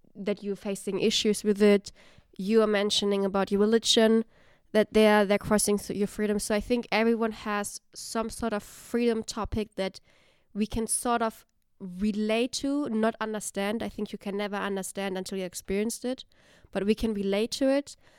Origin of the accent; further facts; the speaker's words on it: Germany; moved away as an adult; now in Netherlands; growing up in Germany